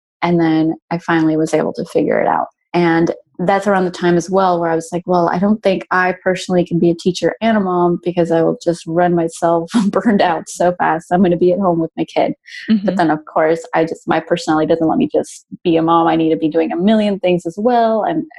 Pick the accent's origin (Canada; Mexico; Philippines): Mexico; also born or lived in Brazil / Spain; now in Texas, United States; But yeah, I'm actually originally from Mexico, but I moved down around a lot. I lived 6 years in Brazil and I did high school in Spain. And then now I'm in Texas.